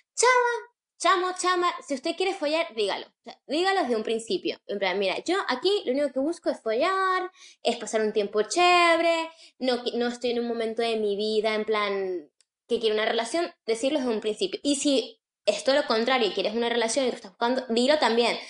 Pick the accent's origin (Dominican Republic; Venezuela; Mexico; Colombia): Venezuela; Caracas, Capital District; moved away; nosotros somos de Caracas